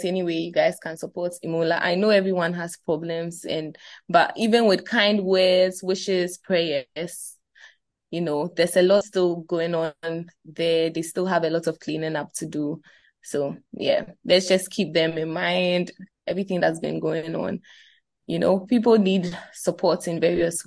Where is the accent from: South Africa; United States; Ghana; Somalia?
Ghana; as young Ghanaian fans